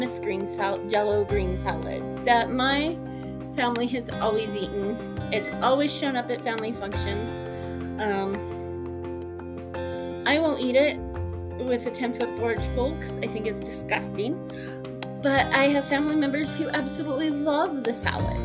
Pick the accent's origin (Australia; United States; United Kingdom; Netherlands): United States; Utah; I am from Utah. I live in Ogden.